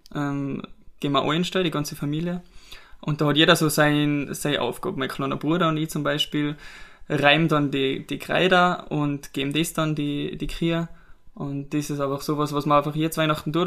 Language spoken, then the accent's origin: German; Pillerseetal, Tyrol, Austria; wir sind beide aufgewachsen in Billesetal, wohnen seit mittlerweile über 20 Jahren